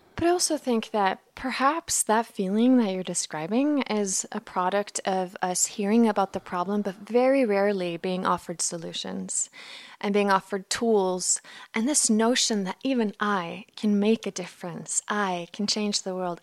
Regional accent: Iceland; I'm from Iceland, so this all took place in an Icelandic high school

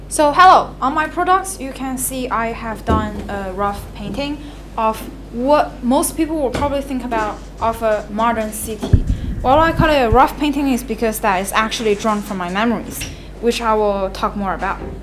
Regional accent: China; moved away; I left China against my will because it's no longer a suitable for place for people to live

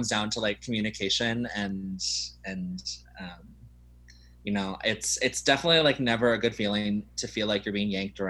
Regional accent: Ohio, United States; I come from like a very specific space in the world, but I don't feel that bad. Like, I grew up in Ohio where, you know, to go on a date

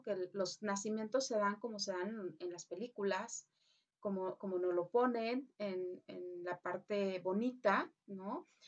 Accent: Mexico

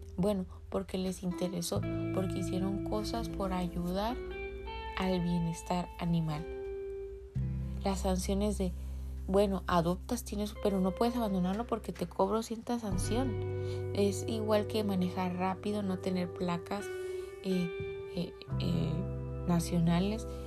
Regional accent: Tijuana, Baja California, Mexico; en el país de donde yo soy, específicamente Tijuana, Baja California

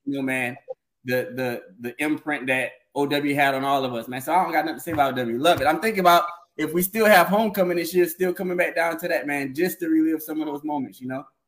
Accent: Orangeburg, South Carolina, United States; moved away as an adult; also born or lived in Bowman; now in Charlotte, United States; I'm from Orangeburg. Uh, Bowman as well.

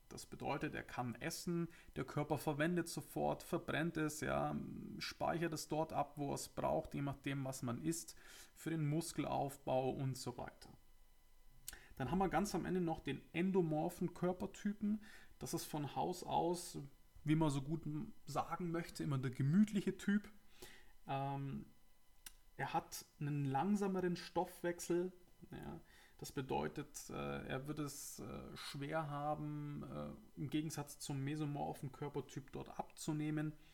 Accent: Augsburg, Bavaria, Germany; Ja, ich komme ja aus Augsburg, aus dem schönen Bayern. Und äh, vielleicht hört man es ja.

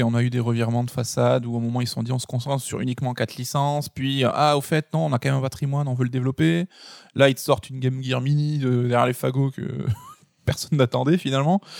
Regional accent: Centre-Val de Loire, France; du Berry. PlayStation Mag.

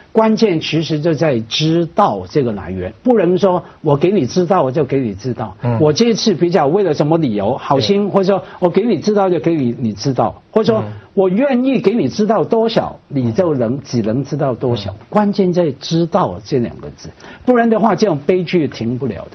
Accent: Hong Kong; 我香港人嘛

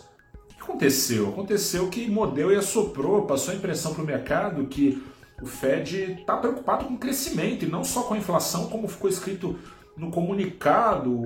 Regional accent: Brazil; como brasileiros que somos

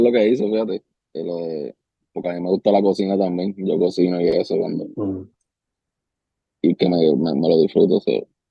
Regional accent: Ponce, Puerto Rico; bajaba para donde mi ciudad natal

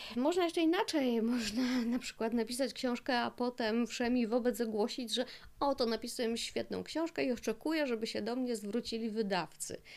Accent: Silesian Voivodeship, Poland; ja jestem ze Śląska, mieszkam na Śląsku już wiele lat

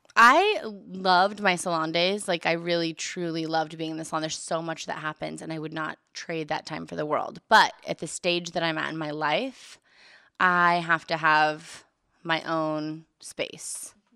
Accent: Bakersfield, California, United States; moved away; I'm from Bakersfield

